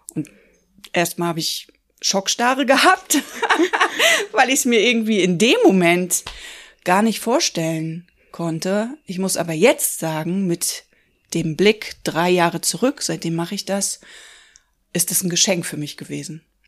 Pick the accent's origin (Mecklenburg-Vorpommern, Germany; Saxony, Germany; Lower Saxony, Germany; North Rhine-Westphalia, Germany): Mecklenburg-Vorpommern, Germany; Rostock; also born or lived in Hamburg; now in Schwerin, Germany; Ich bin gebürtig aus Rostock, habe aber zwischendurch in Hamburg gelebt und lebe jetzt seit ungefähr zehn Jahren in Schwerin